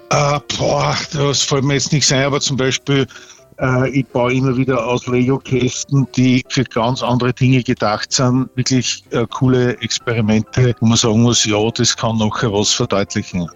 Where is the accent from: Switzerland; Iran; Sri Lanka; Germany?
Germany; Regensburg, Bavaria; wir kommen aus Regensburg und ich bin sehr heimatverbunden